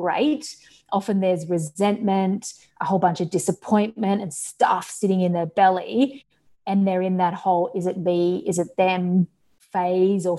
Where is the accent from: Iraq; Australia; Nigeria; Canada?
Australia; accent: Australian; As you can tell from my accent, I'm Australian, so I'm all the way over in Australia